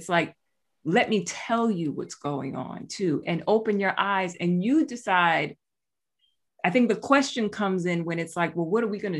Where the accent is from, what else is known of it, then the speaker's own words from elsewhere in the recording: New York City, New York, United States; Hey, you know? Now. My hometown.